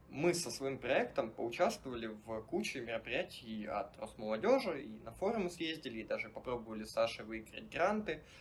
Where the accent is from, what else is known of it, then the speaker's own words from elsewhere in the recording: Krasnodar, Krasnodar Krai, Russia; moved away as an adult; also born or lived in Moscow / Saint Petersburg; в Москве, но всю жизнь прожил в Краснодаре.